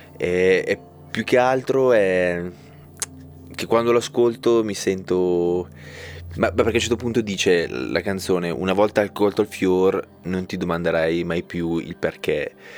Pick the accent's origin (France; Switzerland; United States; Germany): Switzerland; Ticino; noi siamo ticinesi. E, ehm, molti sono. senso, io sono l'unico che sono rimasto in Ticino